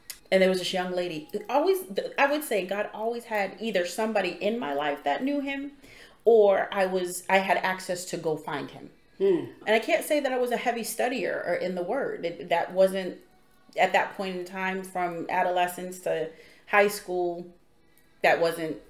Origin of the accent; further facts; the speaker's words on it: Boston, Massachusetts, United States; also born or lived in Roxbury; I grew up in Dorchester